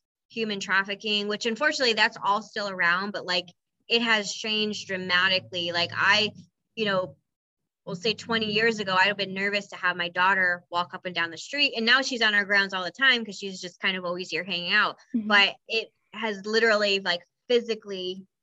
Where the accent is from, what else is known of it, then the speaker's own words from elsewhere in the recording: Toledo, Ohio, United States; I'm an old South Ender. I'm from right this area